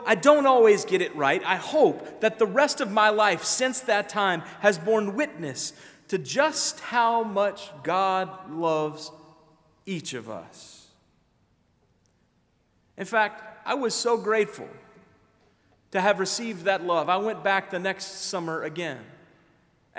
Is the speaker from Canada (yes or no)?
no; Memphis, Tennessee, United States; now in Decatur, United States; my hometown of Memphis